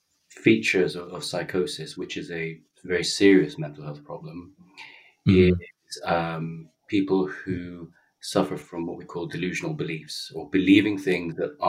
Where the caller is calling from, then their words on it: London, United Kingdom; I'm calling in from Notting Hill, London.